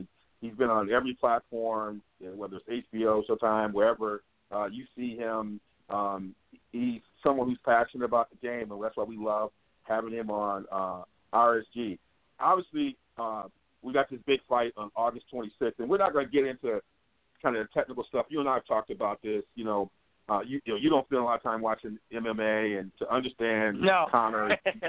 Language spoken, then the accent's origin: English; Detroit, Michigan, United States; we're from Michigan, you know, Crime Jam, Detroit.